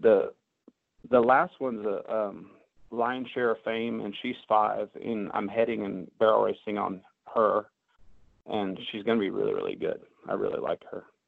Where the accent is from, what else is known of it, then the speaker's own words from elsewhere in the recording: Hilliard, Ohio, United States; moved away; also born or lived in Findlay, Ohio / Richmond, Indiana / Gainesville, Texas / Tulsa, Oklahoma; I was born in Hilliard, Ohio.